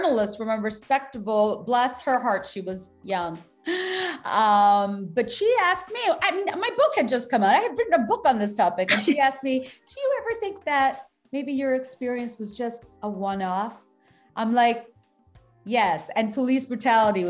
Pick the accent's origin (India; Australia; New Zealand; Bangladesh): Bangladesh; now in United States; I was born and raised in Bangladesh